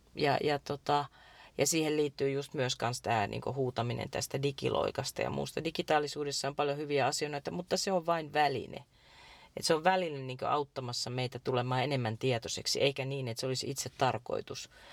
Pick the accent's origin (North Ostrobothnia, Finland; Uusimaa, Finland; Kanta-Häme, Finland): North Ostrobothnia, Finland; Iijoki river valley; mä oon syntynyt Iijokivarissa semmoiseen vanhaan rintamamiestaloon